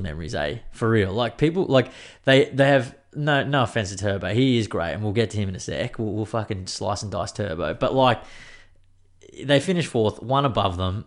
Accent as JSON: {"language": "English", "region": "Queensland", "country": "Australia", "said": "as a Queenslander"}